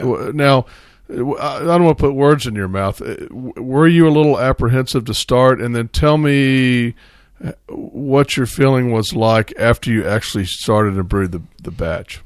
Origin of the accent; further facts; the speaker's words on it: Central Texas, United States; we're all from Austin, San Marcos, basically Central Texas. So, uh, we grew up with Scheinerbach